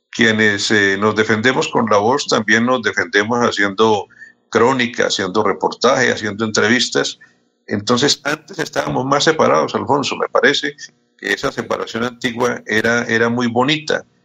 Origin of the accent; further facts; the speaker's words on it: Contratación, Santander, Colombia; moved away; la emisora pirata allá de mi pueblo. ¿Cómo era? Eh, ¿Contratación